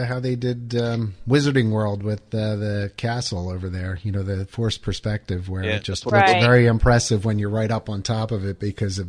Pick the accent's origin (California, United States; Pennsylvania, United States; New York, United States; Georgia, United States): Pennsylvania, United States; moved away; I'm originally from Pennsylvania